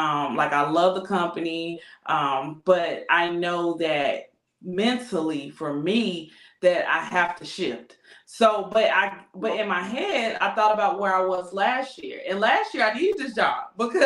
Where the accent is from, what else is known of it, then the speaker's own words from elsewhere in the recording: North Carolina, United States; moved away as an adult; now in Texas, United States; I moved from my hometown is North Carolina. So I came from North Carolina to Texas